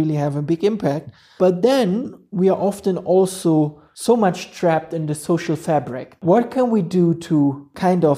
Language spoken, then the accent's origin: English; Germany; now in Ethiopia; I'm coming from Germany, from Europe